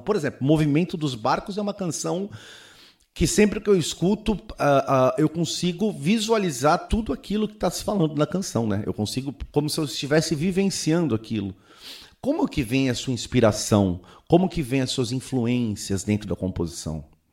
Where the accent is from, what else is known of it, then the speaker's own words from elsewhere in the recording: Santos, São Paulo, Brazil; sou de Santos